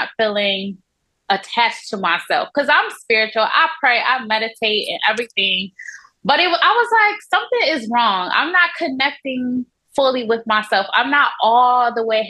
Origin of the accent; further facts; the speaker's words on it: Buchanan, Michigan, United States; also born or lived in Atlanta, Georgia / Scottsdale, Arizona; now in Mexico; I am originally from Michigan. It's a small town called Buchanan, Michigan.